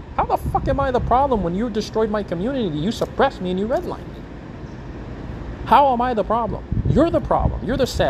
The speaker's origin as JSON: {"language": "English", "country": "United States", "said": "I was from the United States"}